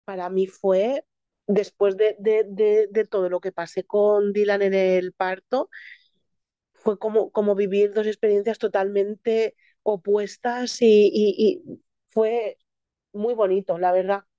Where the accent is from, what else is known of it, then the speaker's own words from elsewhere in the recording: Elche, Valencian Community, Spain; yo soy de Elche